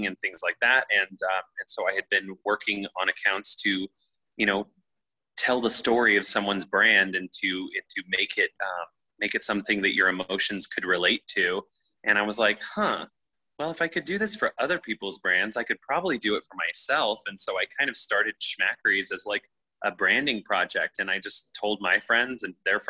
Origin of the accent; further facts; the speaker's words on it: Nebraska, United States; also born or lived in Los Angeles, United States; now in New York City, United States; I'm from Nebraska.